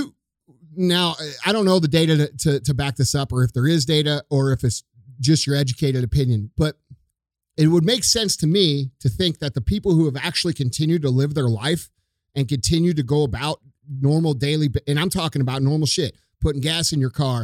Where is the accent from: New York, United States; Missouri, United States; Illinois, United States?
Missouri, United States; we're from Missouri